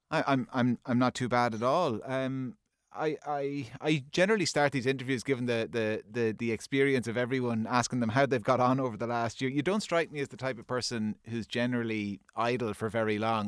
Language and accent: English; Kilkenny, Leinster, Ireland; I, I grew up in Kilkenny and I still live there